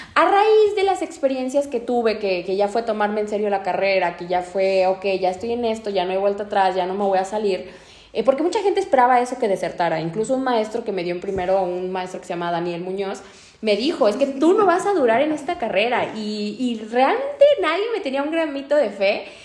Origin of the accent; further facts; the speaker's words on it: Guadalajara, Jalisco, Mexico; yo nací en la Perla Tapatía